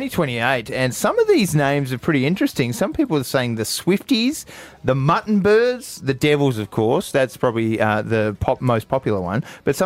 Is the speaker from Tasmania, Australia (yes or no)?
yes; Burnie, Tasmania, Australia; now in Hobart, Australia; growing up in Burnie